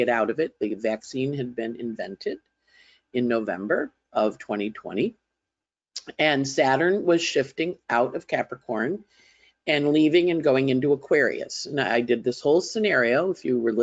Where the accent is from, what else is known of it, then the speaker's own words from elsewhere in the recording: upstate New York, United States; I grew up near a cow pasture in upstate New York